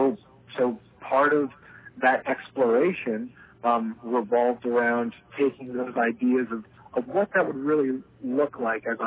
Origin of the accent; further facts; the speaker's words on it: Delaware, United States; moved away as an adult; also born or lived in California; I grew up in Delaware